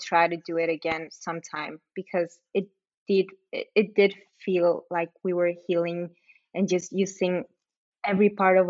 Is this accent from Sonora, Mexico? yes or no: yes; Agua Prieta, Sonora, Mexico; also born or lived in Douglas, United States; So Angelina, when you came down to my hometown, to Agua Prieta and Douglas for Dance in the Desert